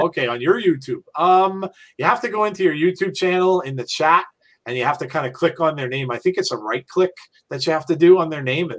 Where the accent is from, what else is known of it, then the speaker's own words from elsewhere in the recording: England, United Kingdom; It might be because I'm English, but I really don't get the fascination in NASCAR.